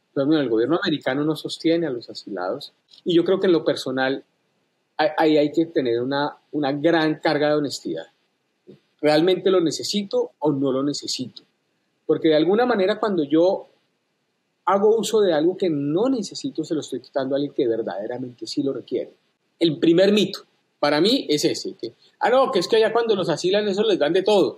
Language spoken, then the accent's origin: Spanish; Colombia; moved away as an adult; now in United States; yo renuncié a la ciudadanía colombiana inmediatamente, me hice ciudadano americano